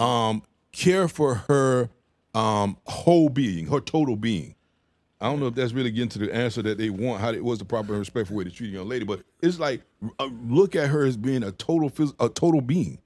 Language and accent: English; the South, United States; moved away; I'm from the South